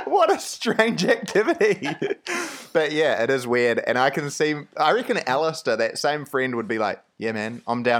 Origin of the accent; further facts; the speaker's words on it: Napier, Hawke's Bay, New Zealand; moved away; Napier? That's my hometown.